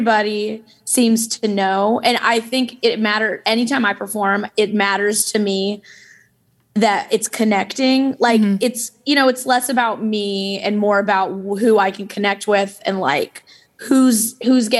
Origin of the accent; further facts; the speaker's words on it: the South, United States; now in Chicago, United States; we're from the South and, you know, you sing in church, natural